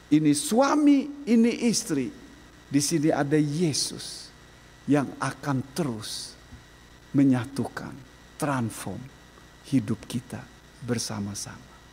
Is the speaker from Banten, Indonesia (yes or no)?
no; Lampung, Indonesia; Saya orang Lampung, istri latar belakang keluarga yang lemah lembut.